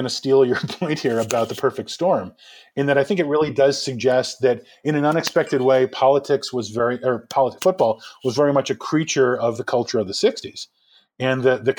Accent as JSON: {"language": "English", "region": "New York", "country": "United States", "tie": "born or raised there", "said": "I mean, I grew up in New York. I grew up as a Mets fan."}